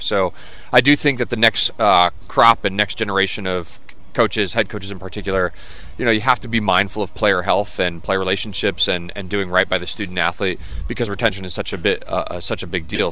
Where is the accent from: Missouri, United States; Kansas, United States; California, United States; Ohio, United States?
Ohio, United States; Dayton; moved away as an adult; also born or lived in Alabama / Texas; now in Richmond, United States; I'm from Dayton. Uh, my family, you know, originally from Alabama, Texas, so no real roots in Ohio other than uh, moved for my dad's job. So because of that reason, Dayton is home.